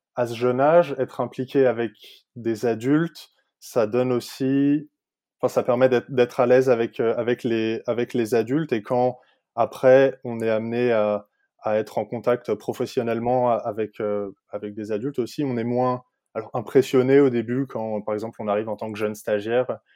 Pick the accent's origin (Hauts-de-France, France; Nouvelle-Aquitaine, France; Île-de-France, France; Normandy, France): Île-de-France, France; moved away as an adult; now in Denmark; il y a trois ans quand je suis parti de France